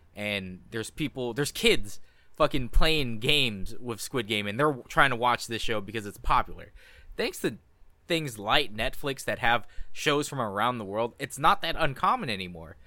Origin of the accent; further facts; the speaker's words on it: United States; I'm first generation born Asian American. My parents are immigrants.